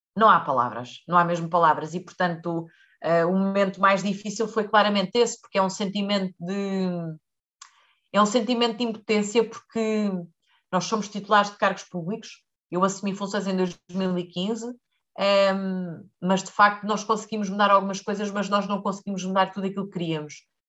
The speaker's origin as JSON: {"language": "Portuguese", "region": "Leiria District", "country": "Portugal", "said": "eu sou do Distrito de Leiria"}